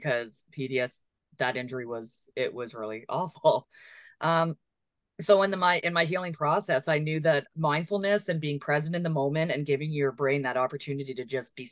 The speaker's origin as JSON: {"language": "English", "town": "Kingston", "region": "Ontario", "country": "Canada", "tie": "born or raised there", "said": "I'm from the Kingston area. So we're so fortunate out here because we have the Rideau Lake system and the St. Lawrence River and the Great Lakes and access to a lot of water. Which I grew up around"}